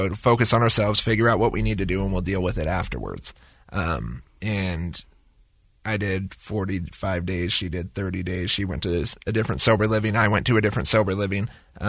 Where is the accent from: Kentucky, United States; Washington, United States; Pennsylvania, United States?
Washington, United States; Seattle; moved away; I'm from Seattle, but my entire family's out here. My parents are from Pleasant Grove, born and raised.